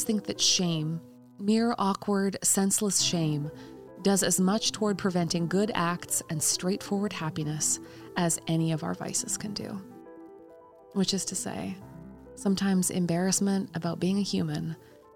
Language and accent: English; Durham, North Carolina, United States; my hometown of Durham, North Carolina